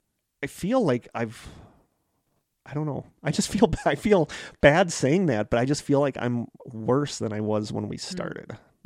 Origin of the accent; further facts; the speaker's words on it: Wisconsin, United States; she said, you have to be from Wisconsin or Minnesota because you're so nice. And they're like, yeah, we're from Wisconsin.